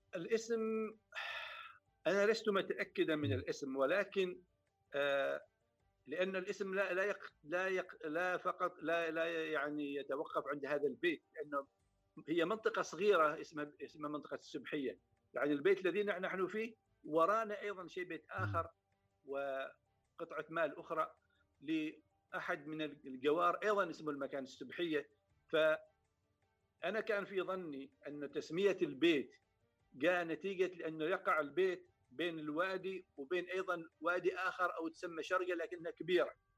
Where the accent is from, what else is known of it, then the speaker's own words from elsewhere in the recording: Samail, Ad Dakhiliyah, Oman; moved away as an adult; also born or lived in Muscat, Oman; انا في الحقيقه ولدت في مسقط وليس في سمايل ولكن النشأة والتربية فعلا في سمايل